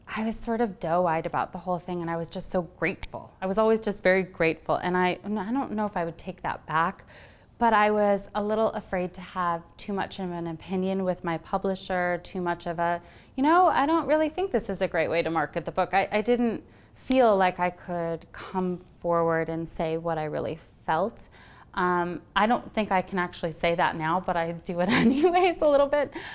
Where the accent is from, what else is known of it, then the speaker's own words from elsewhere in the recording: Wisconsin, United States; also born or lived in Illinois; I'm actually from Wisconsin and Illinois originally